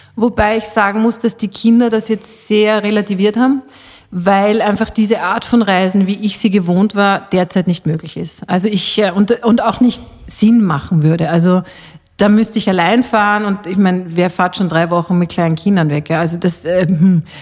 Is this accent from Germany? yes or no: no; Austria; also born or lived in Switzerland (half Swiss) / Salzburger Land; bei uns in Österreich